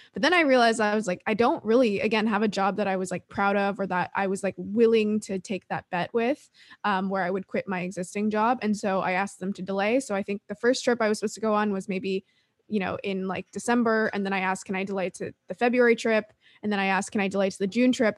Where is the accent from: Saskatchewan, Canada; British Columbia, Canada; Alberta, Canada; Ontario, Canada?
Ontario, Canada; Toronto; also born or lived in Sweden; now in San Diego, United States; I'm Canadian. I'm from Toronto